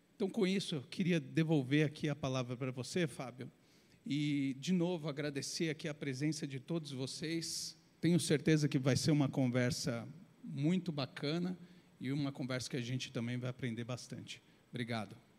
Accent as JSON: {"language": "Portuguese", "country": "Brazil", "said": "a gente, como brasileiro"}